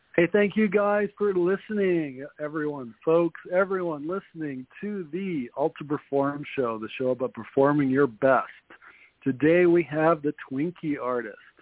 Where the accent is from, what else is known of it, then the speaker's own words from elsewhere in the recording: New York City, New York, United States; accent: New York; also born or lived in Jersey City; now in Utah, United States; I was born in Queens. We lived in Queens for a while, and then we moved to Jersey City